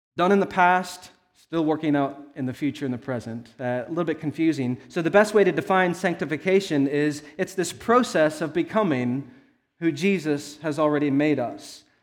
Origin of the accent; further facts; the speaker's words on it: Arizona, United States; I was born in Arizona